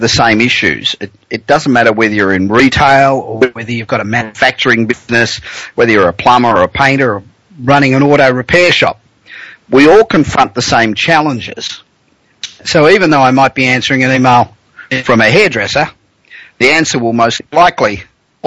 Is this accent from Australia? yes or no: yes; Australia; accent: Aussie; moved away as an adult; now in Los Angeles, United States; I am an Aussie. I came out here 25 years ago, and I'm a citizen